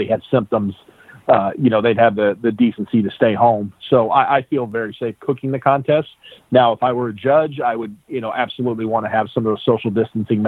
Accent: Springfield, United States; I'm from Springfield, and that's where I started cooking.

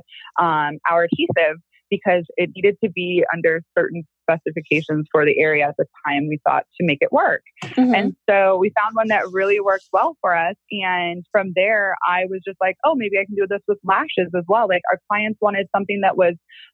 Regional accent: Illinois, United States; moved away; I'm from Illinois, but the actual area that I'm from is called the Quad Cities

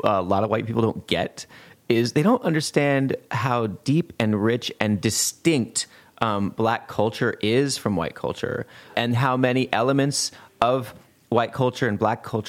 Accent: Montana, United States; moved away as an adult; also born or lived in San Francisco; I grew up in Montana

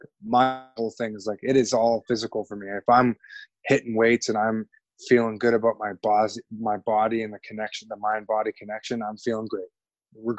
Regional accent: Canada; as a Canadian

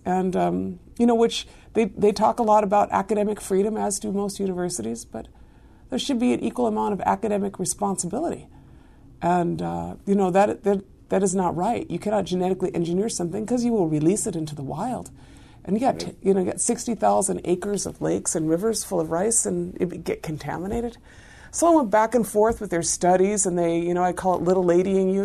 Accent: Ashland, Oregon, United States; moved away as an adult; also born or lived in East Los Angeles, California; now in White Earth Reservation, United States; raised in a small town in Southern Oregon

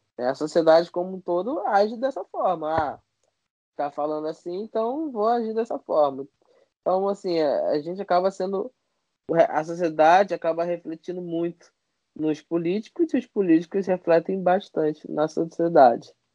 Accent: Rio de Janeiro, Brazil; do complexo do alemão. Eu falo mesmo, com muito orgulho que sou daqui

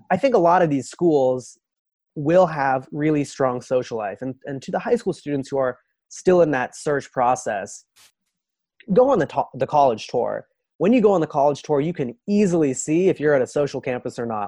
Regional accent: Los Angeles, California, United States; also born or lived in Boston; moved to Los Angeles when I was six years old

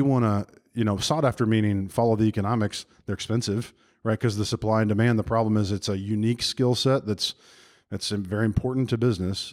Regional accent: Birmingham, Alabama, United States; I am in my hometown of Birmingham, Alabama

